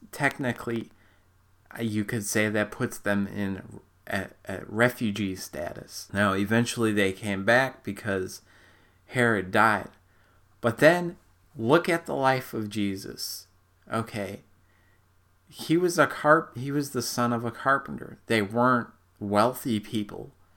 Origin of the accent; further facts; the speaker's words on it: Minnesota, United States; I'm not from Canada, I'm from Minnesota